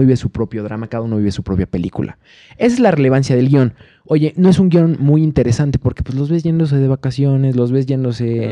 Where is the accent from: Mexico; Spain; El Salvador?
Mexico; nosotros como mexicanos